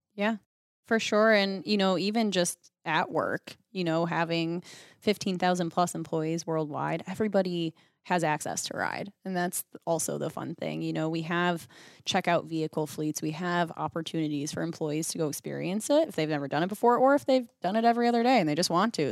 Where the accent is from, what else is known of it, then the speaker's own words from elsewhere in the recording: Western New York, United States; I grew up in the Northeast Coast. So I think that's why I like it because it feels very true to Western New York where I grew up